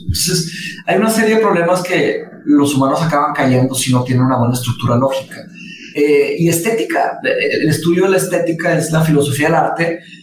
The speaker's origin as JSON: {"language": "Spanish", "town": "Monterrey", "region": "Nuevo León", "country": "Mexico", "tie": "born or raised there", "also_born_or_lived": "Brazil", "said": "yo nací en Brasil, me vine a México cuando tenía cinco años, cuando mis papás se se divorciaron, nada más, se casó otra vez con un brasileño eh, que su trabajo nos trajo a Monterrey"}